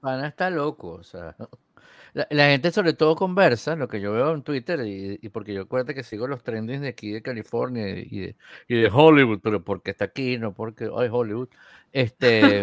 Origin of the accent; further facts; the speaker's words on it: Venezuela; Yo antes veía béisbol cuando era pequeño en Venezuela